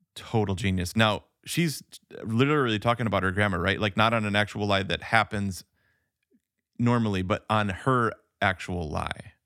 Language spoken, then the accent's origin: English; United States; I'm an American